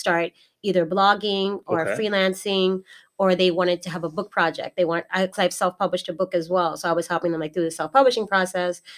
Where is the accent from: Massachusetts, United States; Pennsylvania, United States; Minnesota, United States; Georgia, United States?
Massachusetts, United States; Boston; moved away as an adult; also born or lived in Baltimore, Maryland; I was born in Massachusetts, Boston, Massachusetts